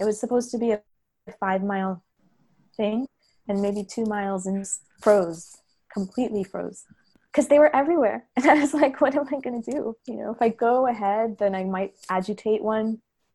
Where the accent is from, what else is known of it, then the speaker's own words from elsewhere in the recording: Hyderabad, Sindh, Pakistan; Another one was being in Pakistan, actually, probably by myself in 2014. So I'm from Hyderabad, but I came to, record and document in the Dargahs